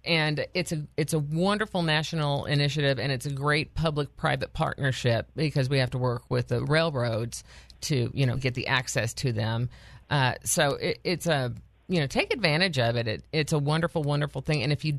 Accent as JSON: {"language": "English", "region": "Arkansas", "country": "United States", "said": "as Arkansans"}